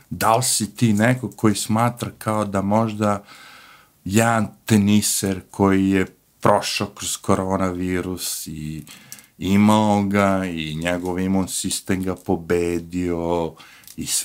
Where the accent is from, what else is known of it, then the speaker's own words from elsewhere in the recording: Serbia; now in United States; mi kao Srbi